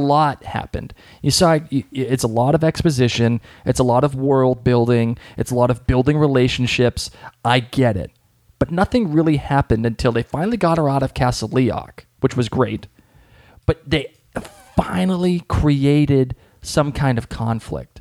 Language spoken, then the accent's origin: English; Boston, Massachusetts, United States; accent: Boston; my Boston accent